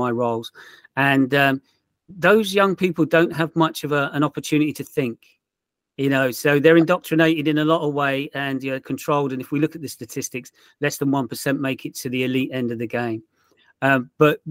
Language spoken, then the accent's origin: English; Portsmouth, South East England, United Kingdom; moved away; I'm from Portsmouth originally